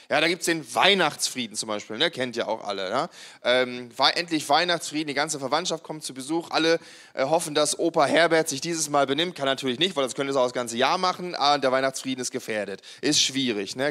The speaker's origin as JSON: {"language": "German", "country": "Germany", "tie": "born or raised there", "said": "ich bin ja ein Mensch, der immer in einem Land gelebt hat, wo es irgendwie Frieden gab. Also es gab ja, äh, seit ich geboren wurde in Deutschland"}